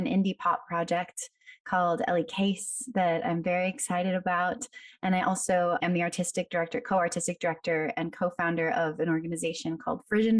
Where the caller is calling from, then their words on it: New York City, New York, United States; I'm calling in from Brooklyn today.